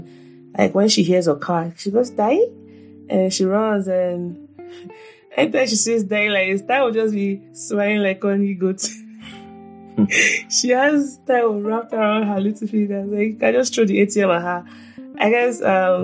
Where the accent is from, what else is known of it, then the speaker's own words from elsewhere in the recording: Nigeria; I'm just a Nigerian mom